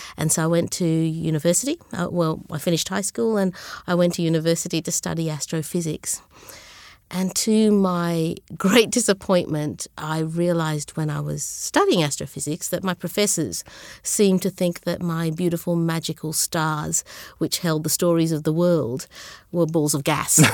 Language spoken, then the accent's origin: English; Brisbane, Queensland, Australia; English is a second language; also born or lived in Sri Lanka / Zambia / Melbourne; I grew up in Brisbane